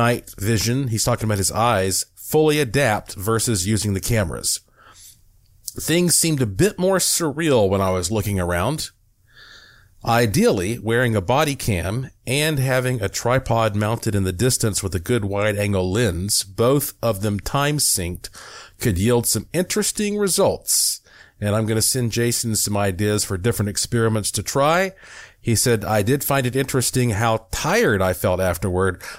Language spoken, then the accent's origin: English; Western North Carolina, United States; also born or lived in Buncombe County, North Carolina; I'm from Western North Carolina